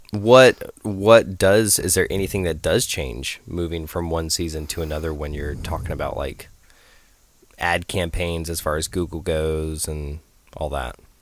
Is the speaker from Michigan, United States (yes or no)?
no; Idaho, United States; moved away; I grew up in Idaho